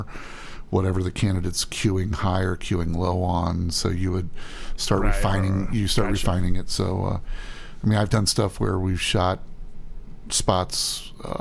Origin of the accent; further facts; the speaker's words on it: St. Louis, Missouri, United States; moved away; I grew up in St. Louis and did a lot of work there